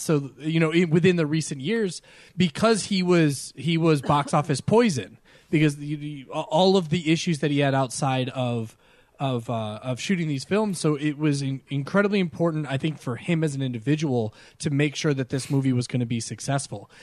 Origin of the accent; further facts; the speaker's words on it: New York, United States; me growing up in New York